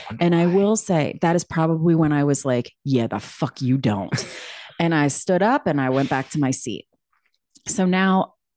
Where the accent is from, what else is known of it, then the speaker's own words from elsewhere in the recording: New York City, New York, United States; I came from New York City where I'm like, listen, our people in New York City might be jacked up, but like, you know what you're dealing with.